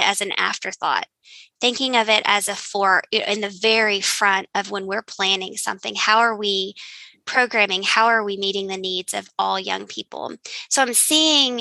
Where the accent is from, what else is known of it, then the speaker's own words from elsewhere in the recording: Eastern Kentucky, United States; my family is from Appalachia. We're from Eastern Kentucky.